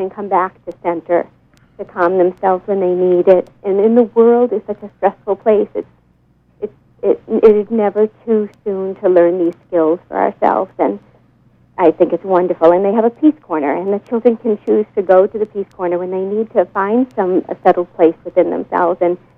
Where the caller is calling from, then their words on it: Swanville, Maine, United States; I'm calling from Swanville.